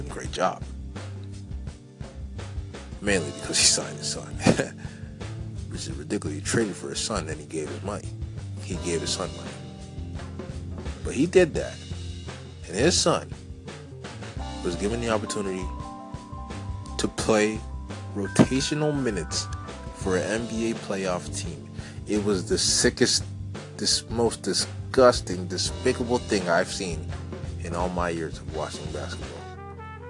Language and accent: English; Canada; I'm Canadian